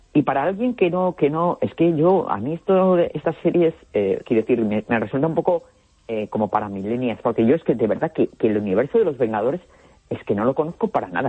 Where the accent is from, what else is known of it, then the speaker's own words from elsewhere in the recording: Basque Country, Spain; yo como buen vasco